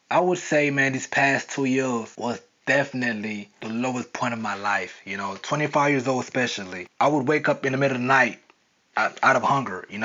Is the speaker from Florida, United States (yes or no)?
yes; Florida, United States; now in New York, United States; how I came from South Florida to New York with nothing, with no money, with no job, with no place to live